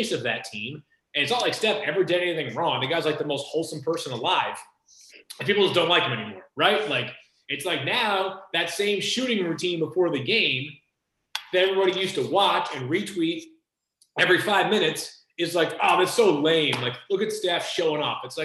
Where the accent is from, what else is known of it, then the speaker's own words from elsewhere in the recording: Boston, Massachusetts, United States; growing up in Boston